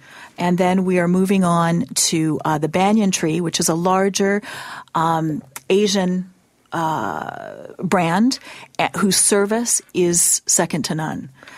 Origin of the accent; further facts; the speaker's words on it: Mexico City, Mexico; moved away; I grew up in Mexico. I grew up in Mexico City.